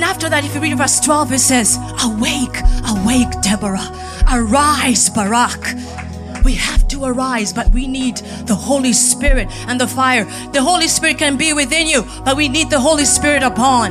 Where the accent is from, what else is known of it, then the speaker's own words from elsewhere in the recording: Kenya; moved away; as a Kenyan